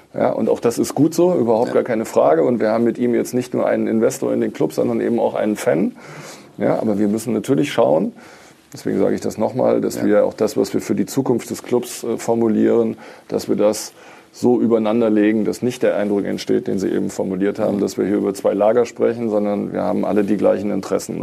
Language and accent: German; Düsseldorf, North Rhine-Westphalia, Germany; moved away as an adult; now in Berlin, Germany; obwohl ich gebürtiger Düsseldorfer bin